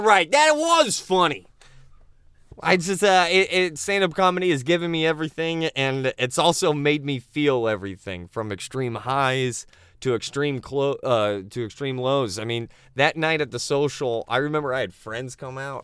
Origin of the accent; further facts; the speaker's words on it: Naples, Florida, United States; now in Orlando, United States; I was born and raised in Naples, where they play golf and take Oxycons